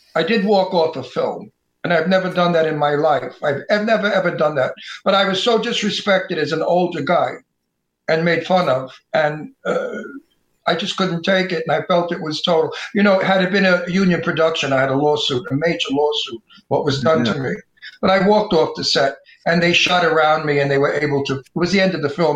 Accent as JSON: {"language": "English", "town": "New York City", "region": "New York", "country": "United States", "tie": "born or raised there", "also_born_or_lived": "Astoria, Queens", "moved": "yes", "lives_now": "Palm Springs, United States", "said": "I'm from Brooklyn. I was raised with gangsters"}